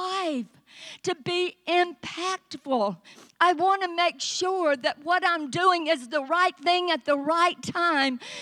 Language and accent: English; Vicksburg, Mississippi, United States; moved away as an adult; also born or lived in Southeast Texas; a little girl born and raised in Vicksburg, Mississippi, was going to marry a guy from Texas